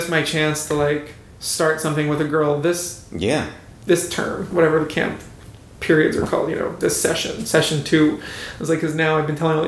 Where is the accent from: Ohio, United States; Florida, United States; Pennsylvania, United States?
Pennsylvania, United States; Philadelphia; I'm from Philadelphia